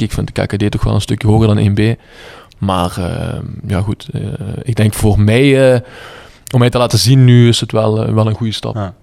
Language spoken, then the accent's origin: Dutch; Bree, Flanders, Belgium; ik ben in Bree geboren